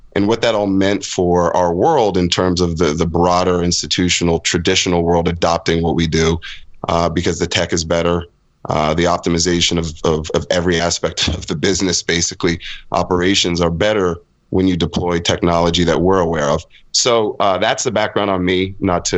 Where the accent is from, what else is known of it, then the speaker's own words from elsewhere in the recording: United States; moved away as an adult; also born or lived in London; I'm an American kid, but spent most of my career overseas in Europe, Middle East, Africa, parts of Latin America